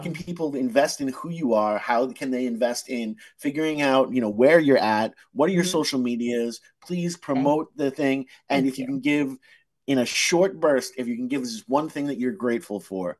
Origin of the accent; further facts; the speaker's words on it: United States; We get so wrapped up, especially being American, you know, we get so wrapped up in the take aspect of it